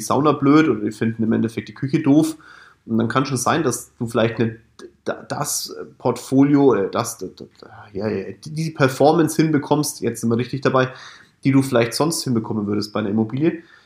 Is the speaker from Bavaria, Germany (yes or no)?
yes; Kulmbach, Bavaria, Germany; Kulmbach ist mein Heimatdorf, Stadt.